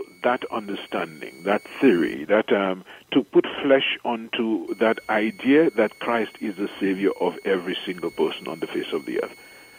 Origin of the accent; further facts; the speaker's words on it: St. Lucia; moved away as an adult; also born or lived in Trinidad / Chicago / Rome; now in Dominica; I am from the island of St. Lucia. I was born in St. Lucia